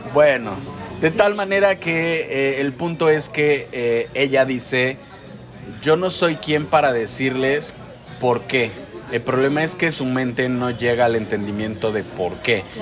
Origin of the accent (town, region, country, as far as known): Mexico; moved away